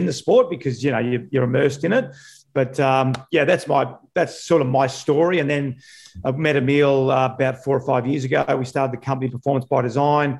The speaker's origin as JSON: {"language": "English", "town": "Melbourne", "region": "Victoria", "country": "Australia", "tie": "born or raised there", "said": "I grew up in Melbourne, in Victoria, in Australia."}